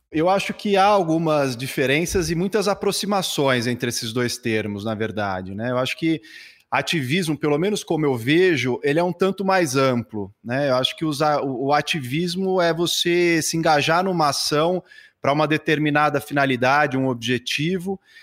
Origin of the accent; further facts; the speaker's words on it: São Paulo, Brazil; sou nascido aqui em São Paulo